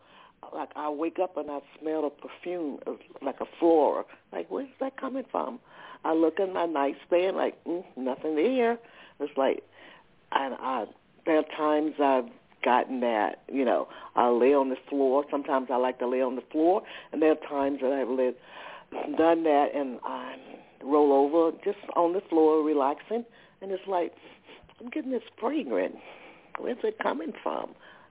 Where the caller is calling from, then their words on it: Atlanta, Georgia, United States; Georgia, Atlanta.